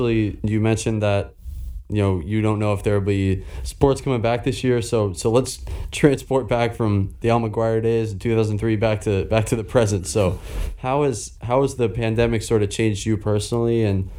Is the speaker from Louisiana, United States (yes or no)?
no; Boston, Massachusetts, United States; also born or lived in Milwaukee; I'm actually from the Boston area originally